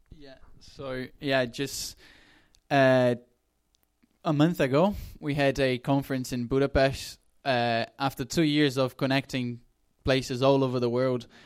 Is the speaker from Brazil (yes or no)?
yes; Brazil; moved away; I come from Brazil